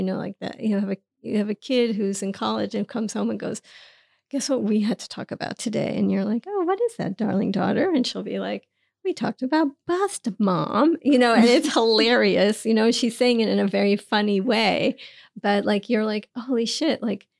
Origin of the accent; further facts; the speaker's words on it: New York City, New York, United States; I grew up in Queens, and my father was a New York City taxi driver, checker cab. My mother was a cashier.